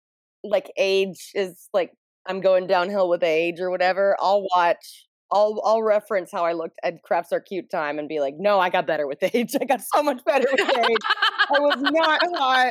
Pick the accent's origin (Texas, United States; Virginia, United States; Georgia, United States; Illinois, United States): Georgia, United States; suburban Atlanta; we're in high school in suburban Atlanta, metro Atlanta, in a part of Georgia that we do not call Atlanta.